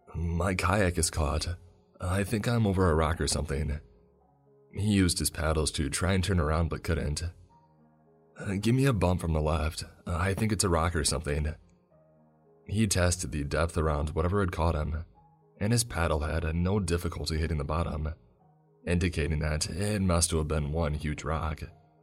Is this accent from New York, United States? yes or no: no; Lake Worth, Florida, United States; I was born and raised in Lake Worth, Florida, but I'd never explored its intracoastal or the Everglades.